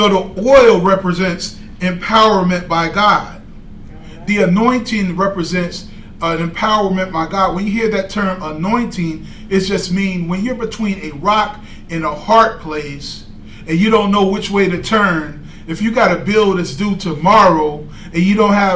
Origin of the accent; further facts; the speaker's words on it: Tennessee, United States; I'm from Tennessee